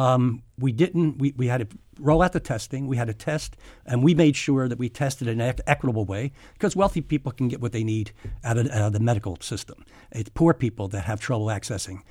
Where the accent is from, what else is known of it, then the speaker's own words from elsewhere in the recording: Philadelphia, Pennsylvania, United States; I grew up in South Philly